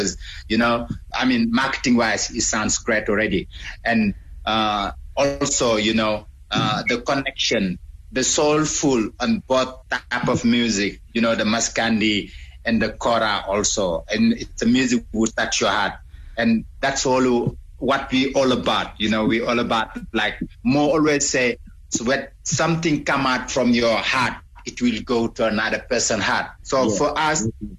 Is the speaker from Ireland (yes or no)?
no; Senegal; moved away as an adult; now in South Africa; I was born in Senegal. But half of my life I've been in South Africa.